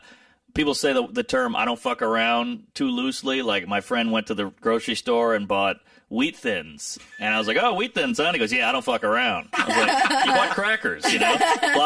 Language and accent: English; New Orleans, Louisiana, United States; So, yeah, I'm from New Orleans. You know, it's part of the culture there.